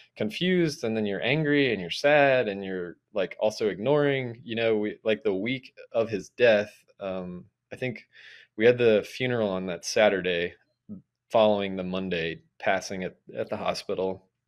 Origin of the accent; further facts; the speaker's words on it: Atlanta, Georgia, United States; I'm from Atlanta originally